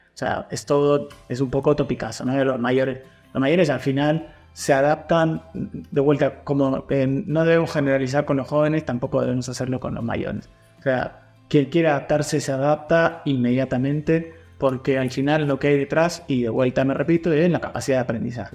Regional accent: Argentina; now in Alicante, Spain; como argentino

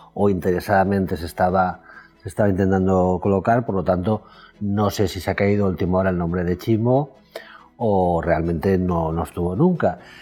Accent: Alicante, Valencian Community, Spain; como alicantino como, como valenciano

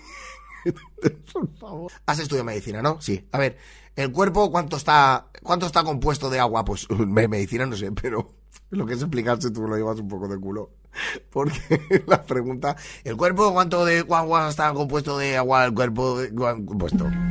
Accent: Spain; somos españoles

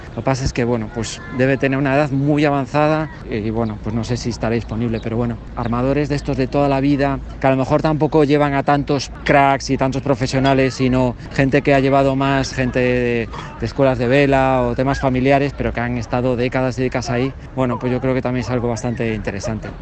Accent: Galicia, Spain; Soy de Galicia.

